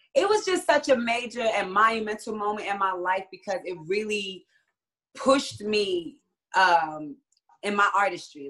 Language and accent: English; Jersey City, New Jersey, United States; moved away as an adult; also born or lived in Hawaii / New York; now in Atlanta, United States; I was born in Hawaii, but raised in Jersey City, New Jersey. So I'm a Jersey girl.